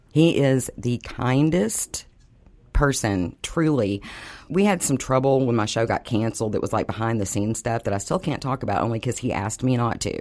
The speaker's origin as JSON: {"language": "English", "town": "Dallas", "region": "Texas", "country": "United States", "tie": "born or raised there", "said": "When I grew up here, if you didn't live between Preston and Hillcrest, you were in the ghetto section."}